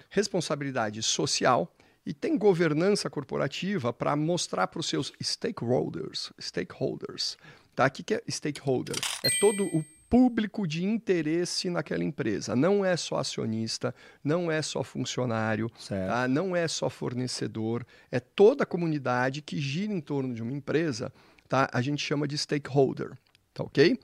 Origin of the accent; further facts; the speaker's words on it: São Paulo, Brazil; nós paulistas